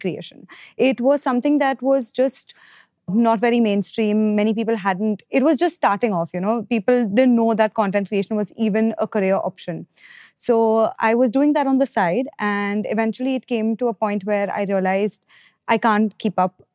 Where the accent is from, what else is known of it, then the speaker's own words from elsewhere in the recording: Mumbai, Maharashtra, India; I'm from Bombay